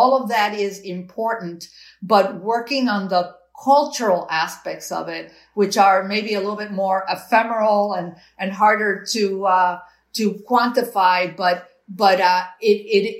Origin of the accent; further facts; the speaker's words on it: Cuba; moved away; I was born in Cuba. My parents, you know, left what they thought, you know, was a repressive regime, and they left with literally nothing to start all over again.